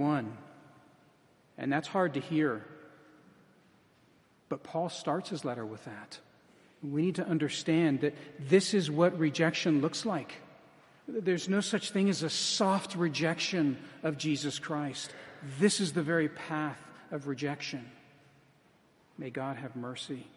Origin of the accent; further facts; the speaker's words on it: United States; as American evangelicals